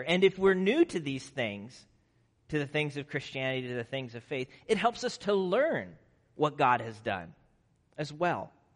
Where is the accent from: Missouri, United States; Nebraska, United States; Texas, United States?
Nebraska, United States; moved away; I grew up in Nebraska